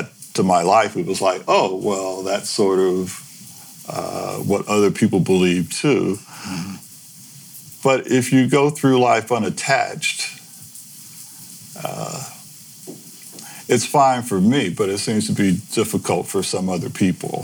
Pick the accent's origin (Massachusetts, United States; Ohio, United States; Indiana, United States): Ohio, United States; Cleveland; moved away as an adult; also born or lived in Memphis, Tennessee / San Francisco; now in Bolinas, United States; Born there to Rose and Joseph in 1943. In 1946, we took the Underground Railroad north to a better life. Most of the tribe landed in Detroit or Cleveland. My part of the tribe landed in Cleveland, where I stayed until 1977.